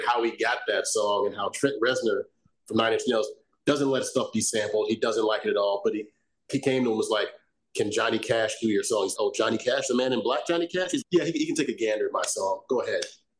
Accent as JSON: {"language": "English", "town": "Chicago", "region": "Illinois", "country": "United States", "tie": "born or raised there", "said": "I grew up in Chicago, originally from the south side of Chicago."}